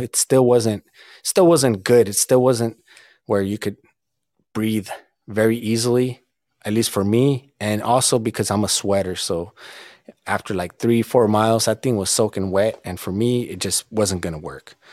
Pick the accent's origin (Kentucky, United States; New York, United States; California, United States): California, United States; Southern; growing up in Southern California and really not traveling much when I was younger